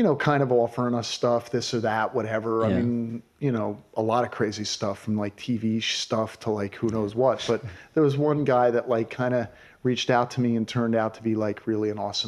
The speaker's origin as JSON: {"language": "English", "region": "New Jersey", "country": "United States", "tie": "born or raised there", "also_born_or_lived": "New York City", "moved": "as an adult", "lives_now": "San Francisco, United States", "said": "growing up in New Jersey"}